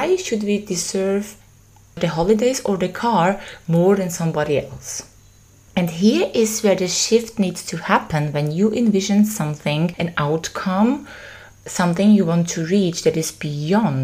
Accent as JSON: {"language": "English", "region": "Vienna", "country": "Austria", "said": "I am from Vienna"}